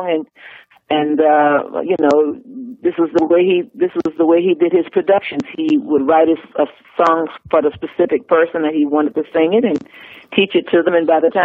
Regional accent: New Orleans, Louisiana, United States; growing up in New Orleans

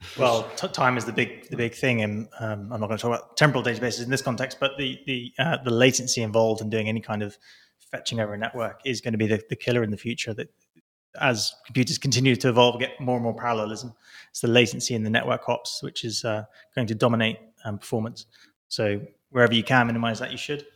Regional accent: Milton Keynes, South East England, United Kingdom; moved away; that's where I'm from. This is my hometown. I was born about a mile up, up the road from he, where, where, where I'm stood

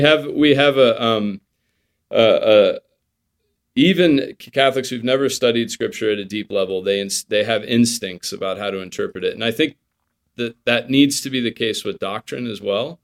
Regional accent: United States; as an American, you know, raised on, um, you know, Fourth of July

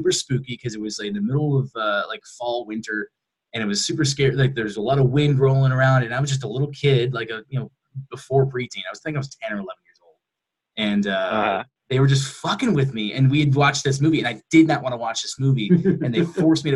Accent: Michigan, United States; moved away; I'm originally from Michigan

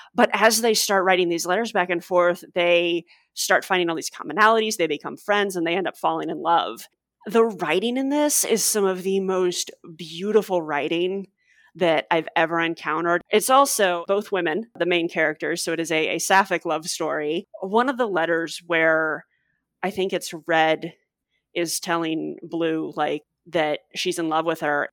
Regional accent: St. Louis, Missouri, United States; I grew up in Saint Louis

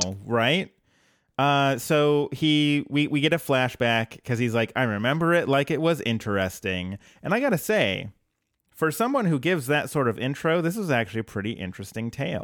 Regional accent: Colorado, United States; now in Portland, United States; I'm from Colorado originally.

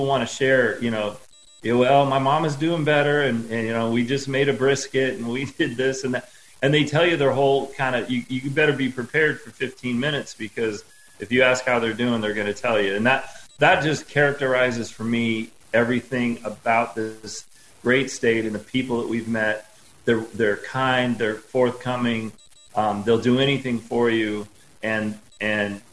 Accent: California, United States; moved away as an adult; now in South Carolina, United States; we're from California, we're born and raised in California

